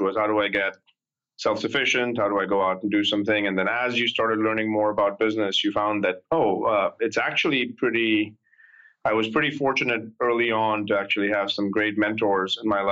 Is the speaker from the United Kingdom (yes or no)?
no; India; moved away as an adult; now in United States; I grew up in India. I came here when I was 19